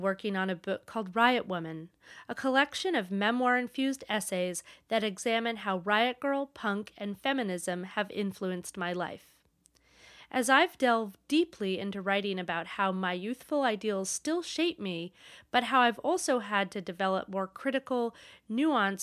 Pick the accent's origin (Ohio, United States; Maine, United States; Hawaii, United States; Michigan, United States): Maine, United States; moved away as an adult; also born or lived in Portland, Oregon / New York City; growing up in Maine